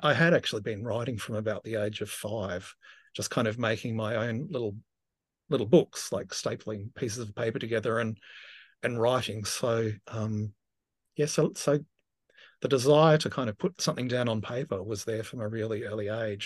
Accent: Tasmania, Australia; moved away as an adult; also born or lived in Victoria; I grew up in Tasmania, and I left at eighteen and moved to, um, you know, just across a body of water to Victoria.

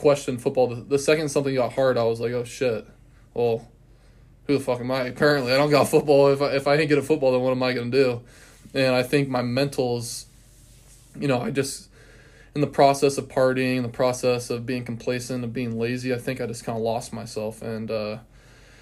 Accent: West Linn, Oregon, United States; moved away as an adult; now in Cheney, United States; I'm from Portland, Oregon, originally, a little bit outside Portland

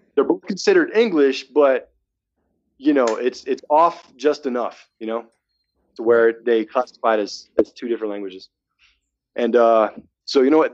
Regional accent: Massachusetts, United States; moved away as an adult; now in Reno, United States; I'm from Massachusetts. You know, then uh, I moved. I moved to uh, Reno, sight unseen, pretty much.

